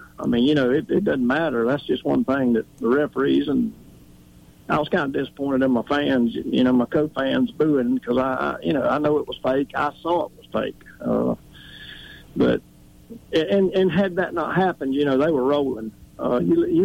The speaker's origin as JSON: {"language": "English", "town": "Tifton", "region": "Georgia", "country": "United States", "moved": "yes", "said": "I was back home, and I'm from Tifton, Georgia."}